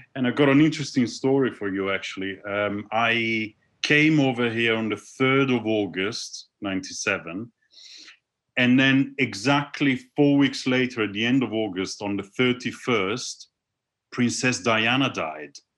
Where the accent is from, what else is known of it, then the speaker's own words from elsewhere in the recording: Milan, Lombardy, Italy; moved away as an adult; now in London, United Kingdom; I was born in Milan.